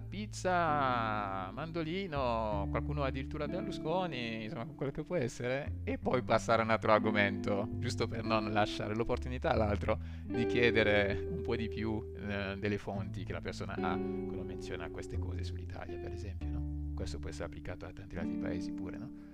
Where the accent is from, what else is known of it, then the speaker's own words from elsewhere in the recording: Côte d’Ivoire; now in Italy; io, che vengo dalla Costa d'Avorio